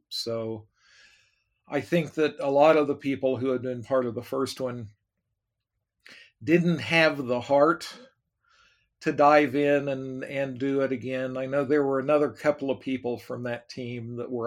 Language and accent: English; Oklahoma City, Oklahoma, United States; moved away; I was raised in Oklahoma, Oklahoma City